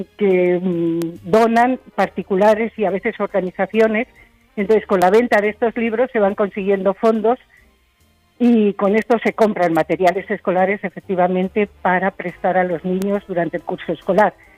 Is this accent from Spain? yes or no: yes; Spain; hacer el trabajo aquí en mi país, aquí en España